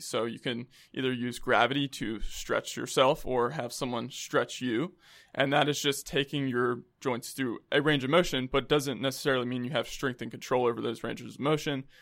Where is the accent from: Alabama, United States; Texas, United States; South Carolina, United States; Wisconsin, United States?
South Carolina, United States; Columbia; moved away as an adult; also born or lived in Rock Hill, South Carolina / Florida; now in Charlotte, United States; I'm from Columbia, South Carolina, but I've lived there for most of my life